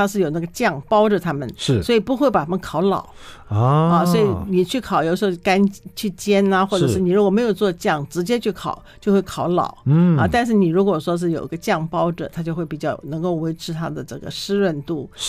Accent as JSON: {"language": "Chinese", "country": "China", "said": "他们其实就是我们中国人所谓的炖"}